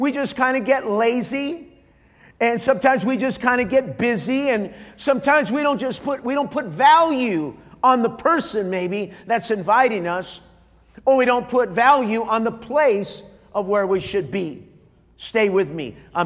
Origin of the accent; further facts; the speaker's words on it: Montebello, California, United States; There's a city on the east part of Los Angeles called Montebello. I was born in Montebello.